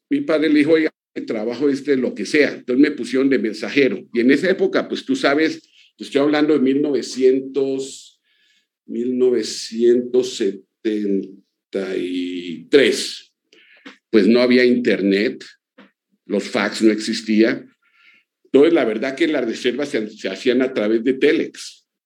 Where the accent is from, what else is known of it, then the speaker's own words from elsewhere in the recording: Colombia; also born or lived in Mexico City; era colombiano. Y mexicano porque mi corazón está en ese país. Yo viví muchos años en, en el DF, yo me crié en el DF, yo viví de los 10 a los 16 años en el DF